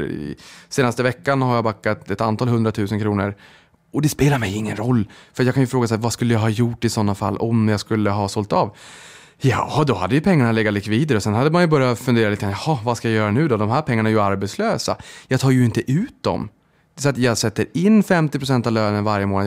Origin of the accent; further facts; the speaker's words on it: Boden, Norrbotten County, Sweden; jag kommer från Boden